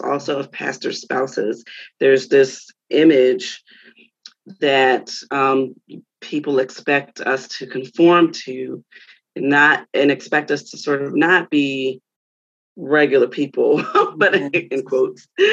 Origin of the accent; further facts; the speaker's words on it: Baltimore, Maryland, United States; moved away as an adult; also born or lived in North Carolina; now in Philadelphia, United States; I'm from Baltimore originally.